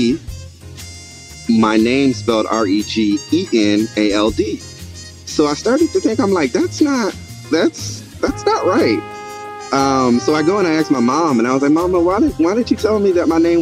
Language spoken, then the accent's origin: English; the South, United States; I'm from the South